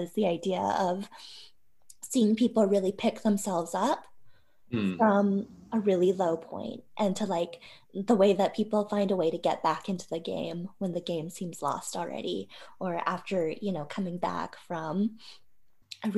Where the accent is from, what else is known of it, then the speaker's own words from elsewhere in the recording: Ogden, Utah, United States; I grew up in Ogden, Utah